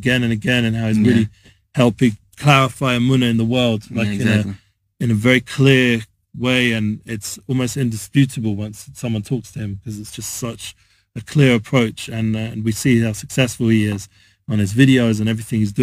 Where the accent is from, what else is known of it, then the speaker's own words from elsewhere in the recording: London, United Kingdom; now in Israel; I'm traditional Jew from North London